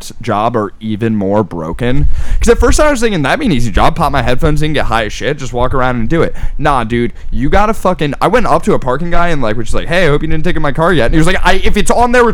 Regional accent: New Jersey, United States; moved away as an adult; now in Philadelphia, United States; I'm from New Jersey.

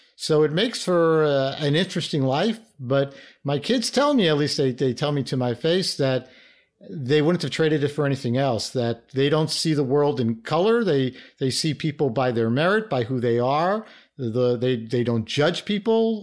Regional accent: New York City, New York, United States; I started out as a inner city kid from New York. I grew up in the Bronx

